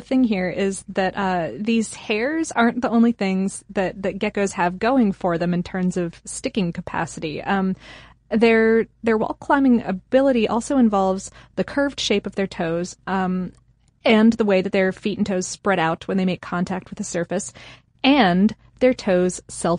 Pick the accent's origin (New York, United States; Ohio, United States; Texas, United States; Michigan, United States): Ohio, United States; Akron; born there; I was born in Akron, so I needed to point it out.